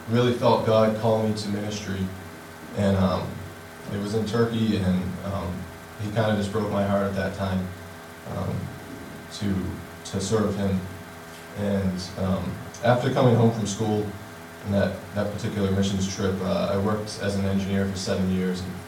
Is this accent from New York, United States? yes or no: no; Middleborough, Massachusetts, United States; I was raised in Middleborough, Massachusetts. It's about an hour south of Boston.